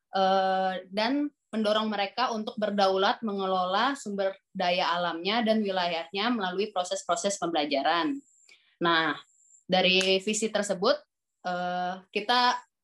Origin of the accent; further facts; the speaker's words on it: Jakarta, Indonesia; also born or lived in Bekasi; saya lahir di Jakarta